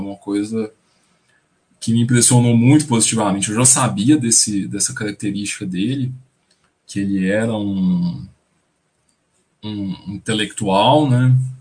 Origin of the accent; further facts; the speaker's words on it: the sertão of Goiás, Brazil; a minha família, a gente é, é do sertão do, de Goiás